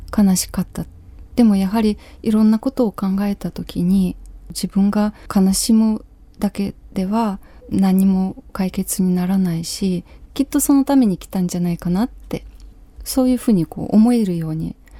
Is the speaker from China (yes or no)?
no; Kyiv Oblast, Ukraine; Japanese is a second language; moved away as an adult; now in Japan; 私のふるさとウクライナ